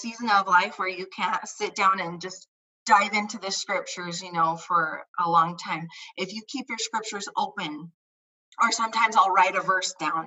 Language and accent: English; Indiana, United States; moved away as an adult; also born or lived in Idaho; now in Colorado, United States; I grew up in Indiana